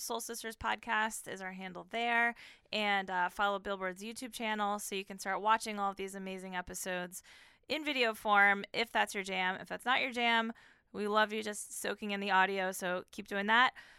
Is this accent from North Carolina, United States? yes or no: no; Columbus, Ohio, United States; I was once just a little only child growing up in Columbus, Ohio